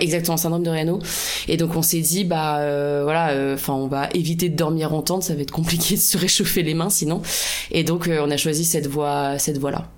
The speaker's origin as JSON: {"language": "French", "town": "La Rochelle", "region": "Nouvelle-Aquitaine", "country": "France", "said": "je viens de La Rochelle, mon prénom est d'origine vietnamienne"}